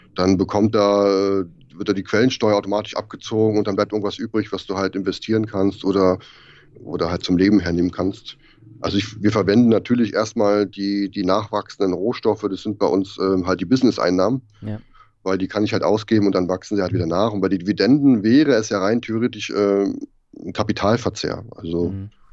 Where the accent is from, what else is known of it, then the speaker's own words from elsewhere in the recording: Germany; moved away; als Deutscher bist du total vorbelastet mit dem ganzen bürokratischen Blödsinn